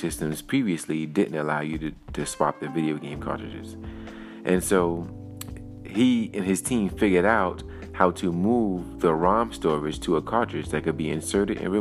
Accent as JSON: {"language": "English", "town": "New York City", "region": "New York", "country": "United States", "tie": "born or raised there", "said": "my hometown in Brooklyn, New York City."}